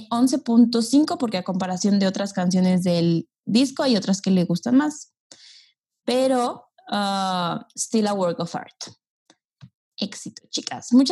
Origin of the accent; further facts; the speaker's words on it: Yucatán, Mexico; El acento verdadero soy yo, de Yucatán.